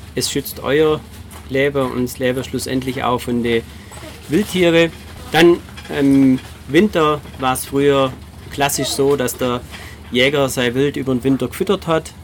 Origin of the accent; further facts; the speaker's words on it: Baden-Württemberg, Germany; bei uns in Baden-Württemberg